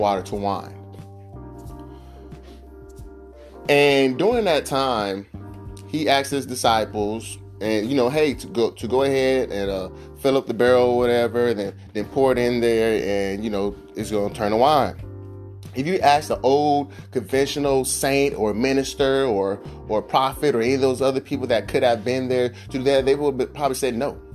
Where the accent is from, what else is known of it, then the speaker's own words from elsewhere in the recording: Vallejo, California, United States; I'm from the hood. You know, I'm from California, Vallejo, California.